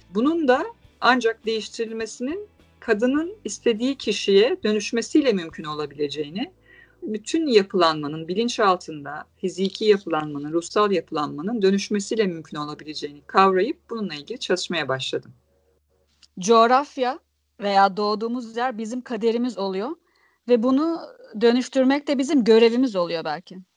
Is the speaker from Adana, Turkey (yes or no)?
no; Istanbul, Turkey; born there; Ee, İstanbul'da doğdum, iletişim okudum.